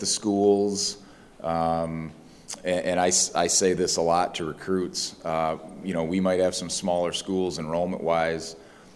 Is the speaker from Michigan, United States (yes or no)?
yes; Michigan, United States; It's my home state. I have no intentions of leaving